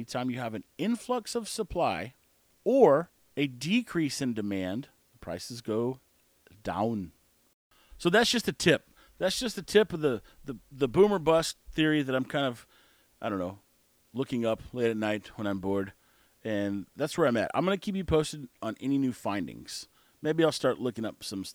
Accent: United States; we are American

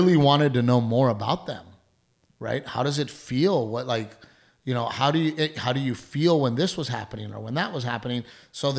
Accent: United States; I'm very proud to be American. I was born and raised in this country.

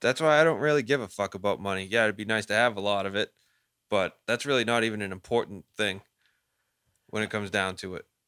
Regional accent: Lynn, Massachusetts, United States; We grew up in Lynn, like, no one had fucking anything

